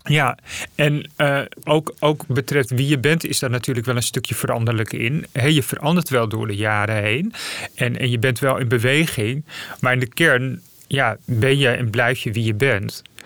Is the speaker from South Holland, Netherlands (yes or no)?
no; Friesland, Netherlands; moved away; also born or lived in Zeist; ik ben geboren in Friesland